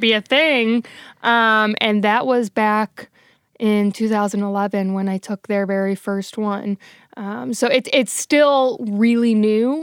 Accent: St. Louis, Missouri, United States; moved away as an adult; also born or lived in New Orleans; I knew I wanted to move back to Saint Louis, which is my hometown

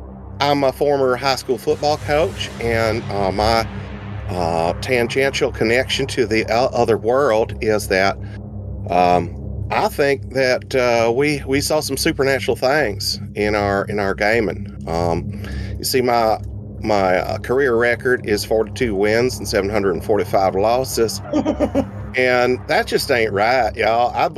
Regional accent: Columbus, Ohio, United States; also born or lived in Mississippi; Yeah, I'm from Ohio, Columbus, Ohio, by way of Mississippi, Ohio.

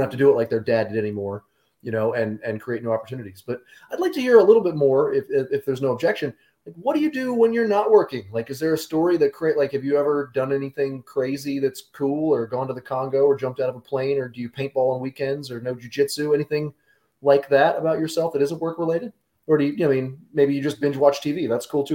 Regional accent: Stafford, Virginia, United States; also born or lived in Woodbridge, Virginia; I grew up in Woodbridge and Stafford

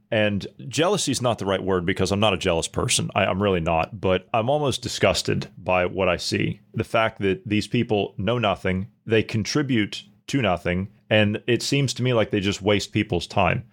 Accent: United States; As an American

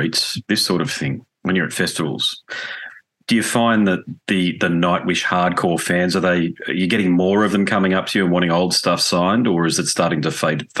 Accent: Australia; accent: Australian; apologies for my Australian accent saying Tarja.

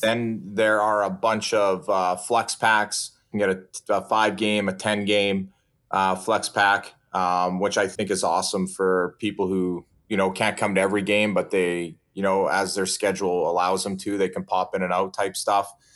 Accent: Saskatchewan, Canada; moved away as an adult; now in Portland, United States; I'm from Saskatchewan

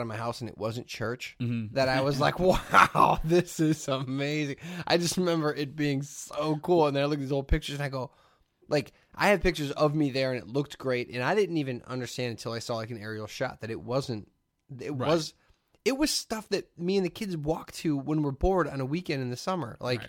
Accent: Hammond, Indiana, United States; You know what's crazy is being a kid from the region. I grew up in Hammond.

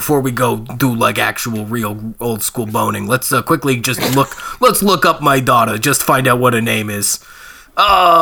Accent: Spruce Grove, Alberta, Canada; There's a Taco Time in Spruce Grove where I grew up

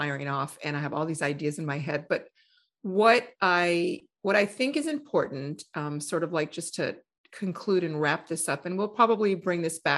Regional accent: New Orleans, Louisiana, United States; I grew up in New Orleans.

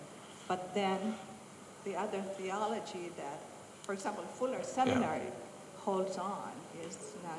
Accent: United States; I'm from the United States, but I am a Christian who is an evangelical but not a fundamentalist

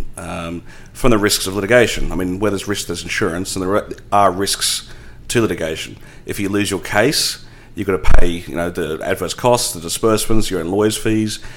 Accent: Australia; accent: Australian; moved away as an adult; also born or lived in England / Canada; now in Toronto, Canada; I did spend 6 years in England, but I'm actually Australian

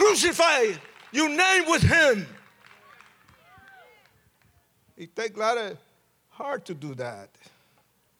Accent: Puerto Rico; accent: Puerto Rican; moved away; also born or lived in New York City; after I left Puerto Rico, because I'm Puerto Rican, and you can tell by my accent

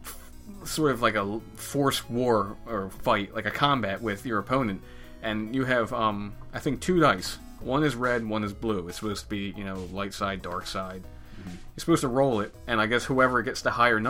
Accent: United States; I'm American

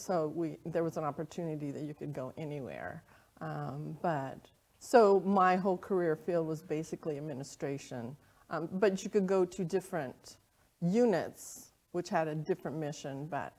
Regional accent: Arizona, United States; moved away as an adult; also born or lived in South Carolina / Germany; born and raised in Arizona

